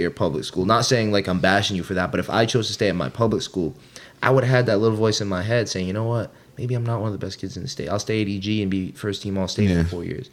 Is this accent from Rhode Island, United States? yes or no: yes; East Greenwich, Rhode Island, United States; I'm from East Greenwich.